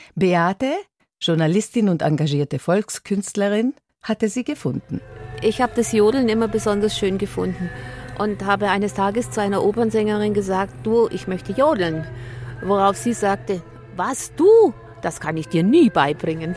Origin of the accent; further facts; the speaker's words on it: Dießen am Ammersee, Bavaria, Germany; bei uns in Diesen am Ammersee, bayerisches Voralpenland, 50 Kilometer von München